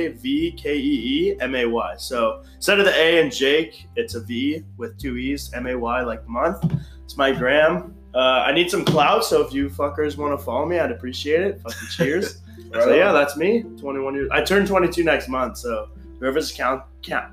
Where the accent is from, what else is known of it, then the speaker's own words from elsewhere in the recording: Calabasas, California, United States; I'm from Calabasas, California